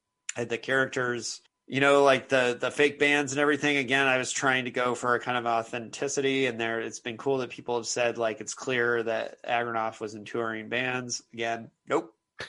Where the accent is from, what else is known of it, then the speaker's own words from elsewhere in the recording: Philadelphia, Pennsylvania, United States; And it's like, I'm from Philadelphia and I don't ever remember, you know, there was never a riot there.